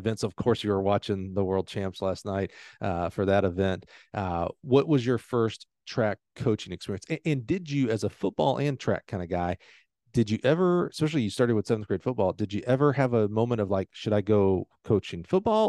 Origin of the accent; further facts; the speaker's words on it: Alabama, United States; I grew up in Alabama